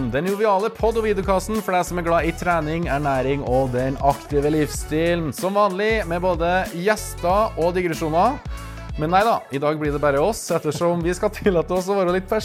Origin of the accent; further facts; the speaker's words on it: Verdal, Trøndelag, Norway; moved away as an adult; now in Stavanger, Norway; jeg er fra Verdalen. Og med det kan jeg stolt kalle meg verdaling, sjøl om jeg har bodd i Stavanger i over 15 år. … og for nye og gamle lyttere så er jeg altså, en av to trønderske halvdeler